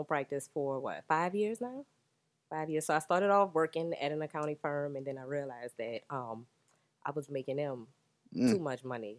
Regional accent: New Orleans, Louisiana, United States; I'm from New Orleans, the West Bank.

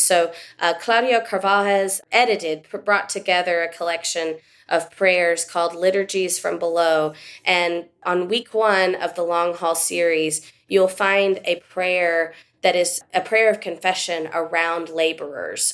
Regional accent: West Texas, United States; I grew up living in West Texas

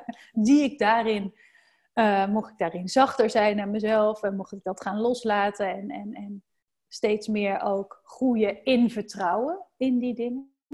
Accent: North Brabant, Netherlands; now in Randstad, Netherlands; in Brabant, waar ik vandaan kom

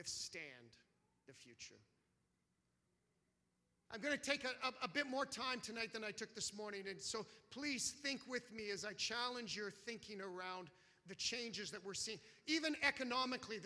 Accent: Canada; as a Canadian

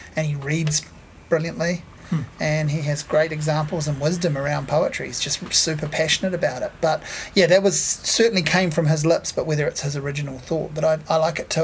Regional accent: Hawke's Bay, New Zealand; I grew up in Hawke's Bay

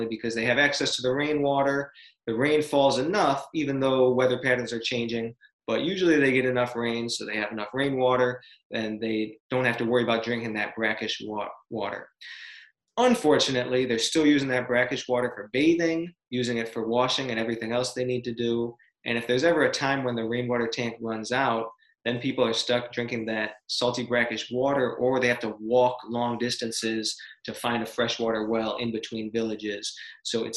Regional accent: Rochester, New York, United States; moved away as an adult; also born or lived in Kiribati; right now we live in Rochester, New York, in my hometown.

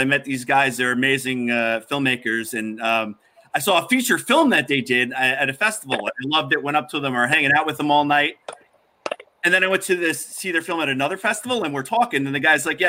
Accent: New Jersey, United States; we're from the area where Clerks was filmed

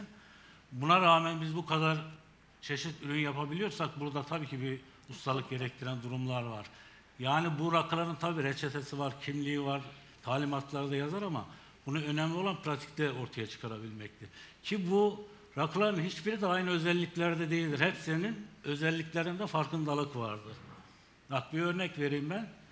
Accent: Gümüşhane Province, Turkey; moved away as an adult; now in Nevşehir, Turkey; 1968 Gümüşhane doğumluyum. İlk orta ve liseyi Gümüşhane'de bitirdikten sonra askerlik.

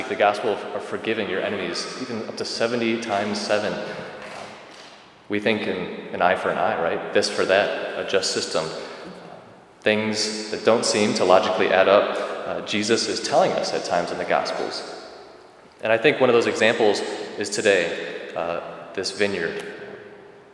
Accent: Rockford, Illinois, United States; moved away as an adult; now in Fox Valley area, United States; I was raised in Rockford, so I'm kind of a transplant to the Fox Valley area.

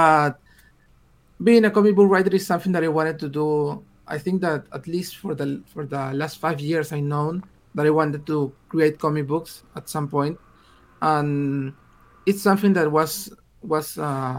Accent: Peru; English is a second language; I'm from Peru and I started writing in English

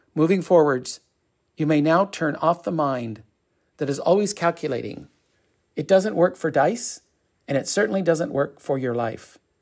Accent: Torrance, California, United States; also born or lived in Westchester, Los Angeles / Costa Mesa; I grew up in Westchester. Then we moved to Torrance when I was 10 years old.

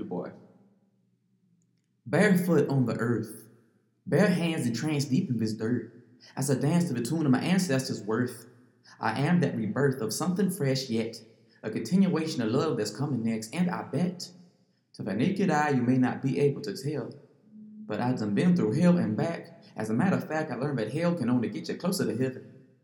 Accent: Farmville, Virginia, United States; accent: Southern; moved away; Virginia, that's where I'm from

